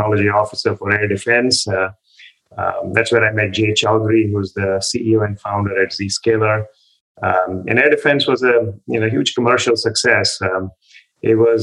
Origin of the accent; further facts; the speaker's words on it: India; moved away as an adult; also born or lived in Delhi, India / Cambridge, United States; I was born and brought up in India.